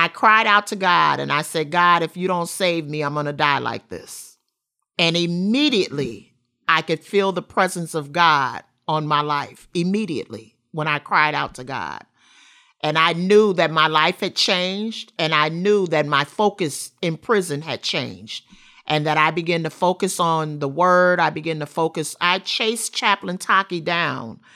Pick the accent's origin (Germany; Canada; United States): United States; Rockford, Illinois; I grew up in Rockford, Illinois, Fairgrounds Housing Project.